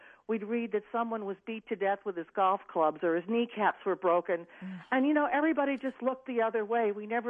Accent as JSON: {"language": "English", "region": "New Jersey", "country": "United States", "tie": "born or raised there", "moved": "yes", "said": "I grew up in New Jersey."}